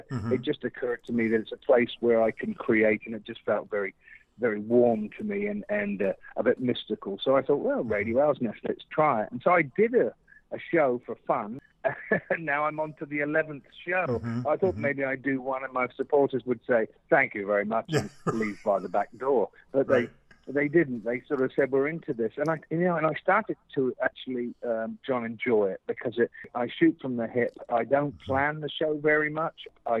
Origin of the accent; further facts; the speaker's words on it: England, United Kingdom; And so as a child growing up in England, I was always enamored by the radio stations